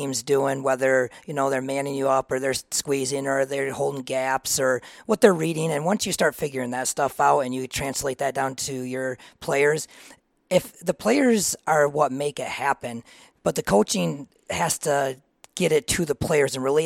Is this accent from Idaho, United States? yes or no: no; Reed City, Michigan, United States; I am from Reed City. I grew up there my whole life